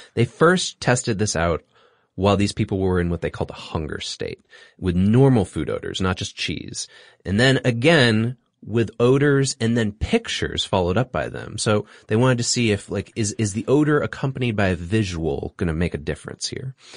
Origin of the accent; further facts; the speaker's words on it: Singapore; moved away; I grew up in Singapore.